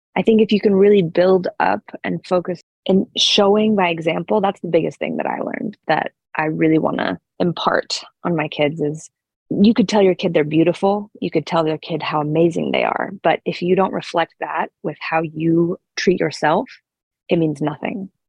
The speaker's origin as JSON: {"language": "English", "town": "Sun Valley", "region": "Idaho", "country": "United States", "tie": "born or raised there", "said": "I grew up in Sun Valley, Idaho"}